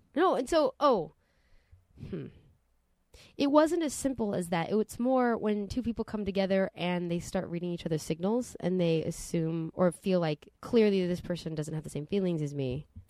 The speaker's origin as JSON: {"language": "English", "town": "Santa Monica", "region": "California", "country": "United States", "tie": "born or raised there", "said": "Growing up in Santa Monica"}